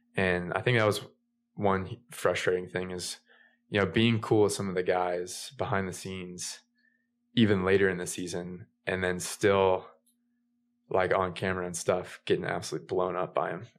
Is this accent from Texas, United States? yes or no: no; Ocala, Florida, United States; also born or lived in California; I grew up in Florida. I was born in Ocala, Florida